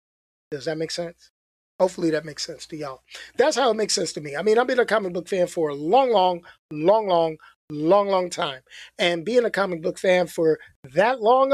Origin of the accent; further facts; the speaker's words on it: New York, United States; moved away; I grew up in New York. I'm a New Yorker